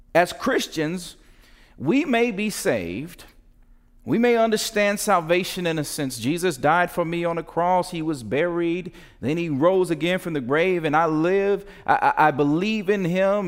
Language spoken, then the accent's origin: English; United States; the tension we live in being American